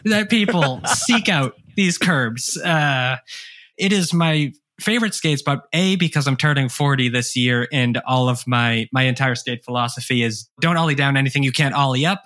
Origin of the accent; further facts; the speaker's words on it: Hanson, Massachusetts, United States; also born or lived in Brockton, Massachusetts; I grew up on the South Shore. Uh, I was born in Brockton. I grew up two towns over in a small town called Hanson